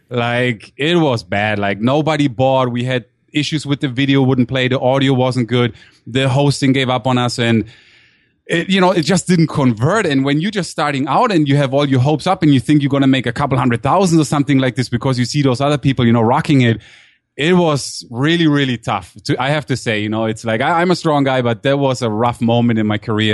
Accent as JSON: {"language": "English", "country": "Germany", "tie": "born or raised there", "also_born_or_lived": "Durham, North Carolina, United States", "moved": "as an adult", "lives_now": "San Diego, United States", "said": "I was born actually in Durham, North Carolina, and grew up in Germany"}